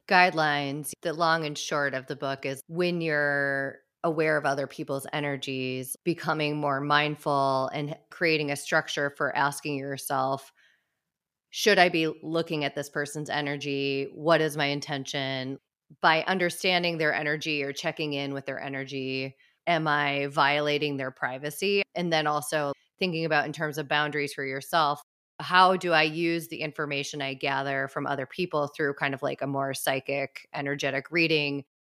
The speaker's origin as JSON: {"language": "English", "region": "Midwest", "country": "United States", "tie": "born or raised there", "said": "growing up in the Midwest"}